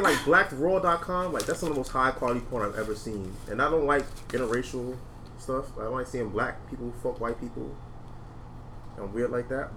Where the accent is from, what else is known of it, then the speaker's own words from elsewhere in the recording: New York City, New York, United States; We're from New York